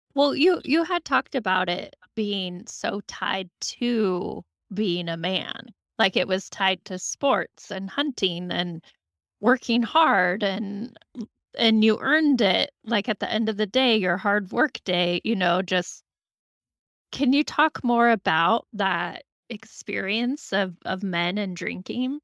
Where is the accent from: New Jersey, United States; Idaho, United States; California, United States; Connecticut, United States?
Idaho, United States; Moscow; growing up in Moscow, college town